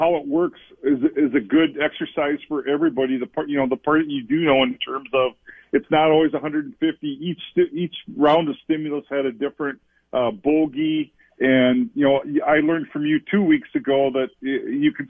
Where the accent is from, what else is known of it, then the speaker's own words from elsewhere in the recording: Olivia, Minnesota, United States; I grew up in Olivia